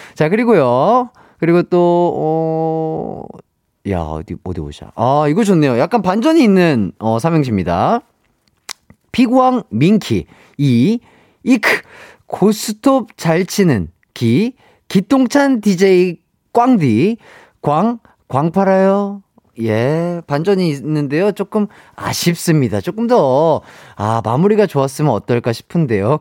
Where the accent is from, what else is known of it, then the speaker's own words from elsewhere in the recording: Gwangju, South Korea; 제 고향은 광주예요